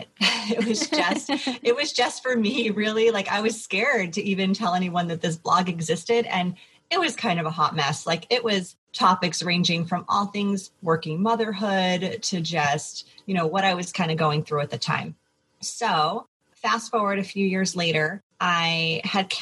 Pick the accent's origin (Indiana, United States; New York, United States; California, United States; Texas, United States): New York, United States; moved away as an adult; now in San Francisco Bay Area, United States; Originally from New York, now living in the San Francisco Bay Area.